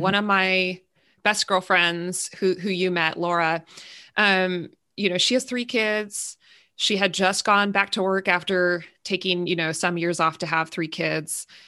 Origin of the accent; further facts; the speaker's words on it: California, United States; I'm from California.